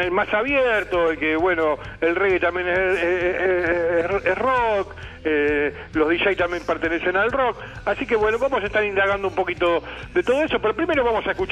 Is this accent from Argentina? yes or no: yes; Argentina; los únicos tranquilos somos nosotros, los argentinos, los uruguayos.